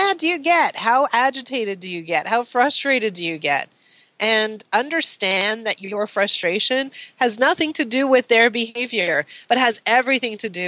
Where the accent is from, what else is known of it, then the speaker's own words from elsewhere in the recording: Canada; I'm Canadian